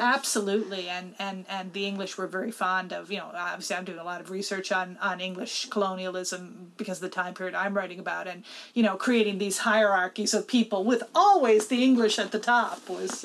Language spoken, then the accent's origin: English; Newfoundland and Labrador, Canada; the education that we got in Newfoundland when I grew up